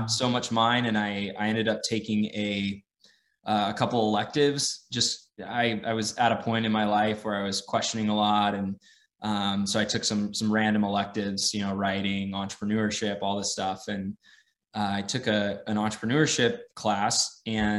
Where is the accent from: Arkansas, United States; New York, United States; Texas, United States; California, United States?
California, United States; San Diego; moved away as an adult; also born or lived in Santa Barbara, California; now in Austin, United States; I grew up in San Diego.